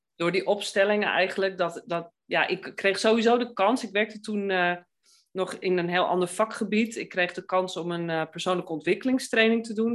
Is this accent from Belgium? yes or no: no; Amsterdam, North Holland, Netherlands; ik ben Amsterdammer